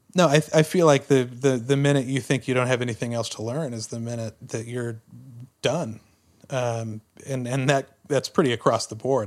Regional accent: Tyler, Texas, United States; Growing up in Tyler, Texas, which was about a hundred miles east of Dallas

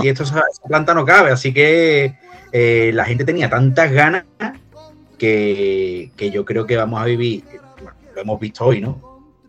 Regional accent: Cádiz, Andalusia, Spain; yo soy de Cádiz

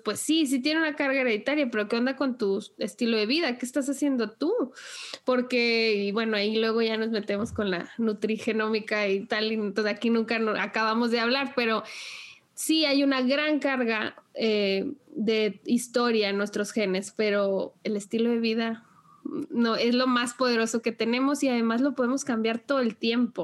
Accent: Sinaloa, Mexico; moved away; also born or lived in Nuevo León; yo crecí en Sinaloa y pues allá es una zona agrícola muy, muy amplia

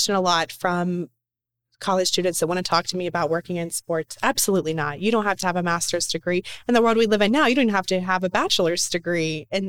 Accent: the South, United States; accent: Southern; I still want to have that Southern charm in a sense, but yeah, I did, because to be on TV or to be a broadcaster or whatever, I knew I had to like lessen the Southern in my voice.

